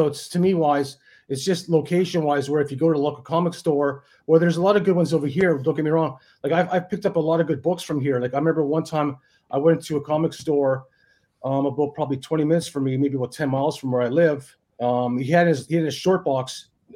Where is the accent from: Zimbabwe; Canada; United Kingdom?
Canada; Thunder Bay, Ontario; born or raised there; moved away as an adult; now in Australia